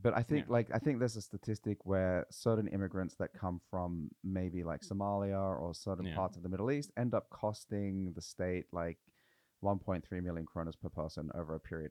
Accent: Australia; now in Norway; it was difficult to come over as an Australian.

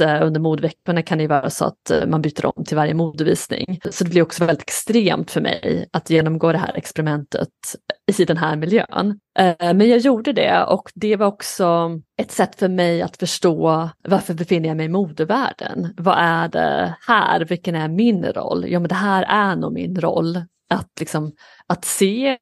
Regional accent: Skara, Västra Götaland, Sweden; moved away as an adult; now in New York, United States; jag är uppvuxen i en liten stad i Skara i Sverige

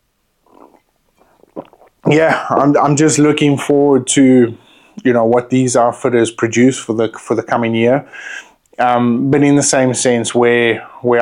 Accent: South Africa; as a South African

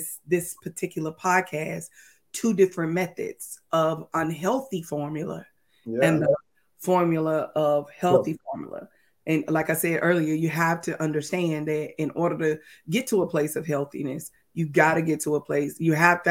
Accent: Texas, United States; moved away as an adult; also born or lived in Mississippi; We lived in Mississippi and we are from Texas. And our family is from Texas.

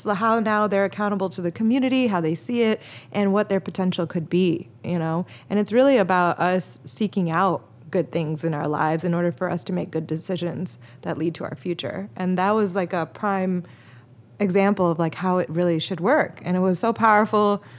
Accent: Chicago, Illinois, United States; I'm from Chicago

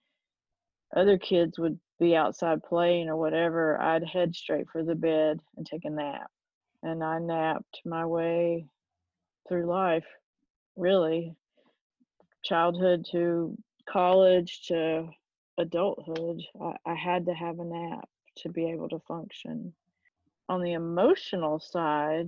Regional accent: Fayetteville, North Carolina, United States; accent: Southern; I grew up in Fayetteville, North Carolina. I'm obviously Southern from my accent.

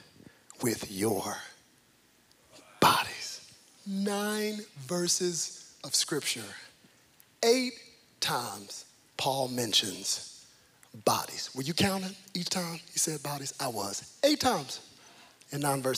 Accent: Cedar Hill, Texas, United States; I was born in Cedar Hill, not Preston Hollow

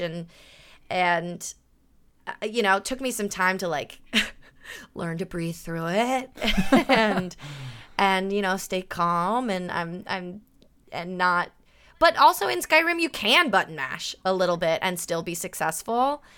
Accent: Burbank, California, United States; also born or lived in San Diego, United States / Brooklyn, United States; I grew up in Burbank

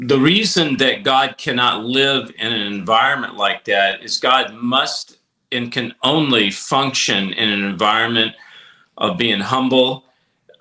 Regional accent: Nashville, Tennessee, United States; I come from Nashville

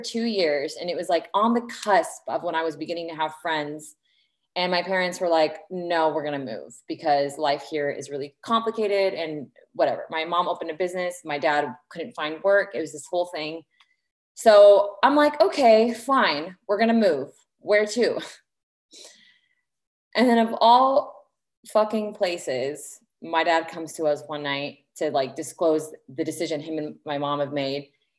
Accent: Lebanon; also born or lived in Indianapolis, United States; So my parents are both Lebanese, and I was born in Indianapolis in the United States. And then we moved to Lebanon when I was just turning 9. Very awkward time to move to a new country

